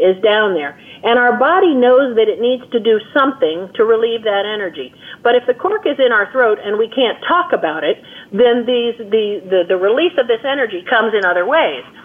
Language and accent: English; United States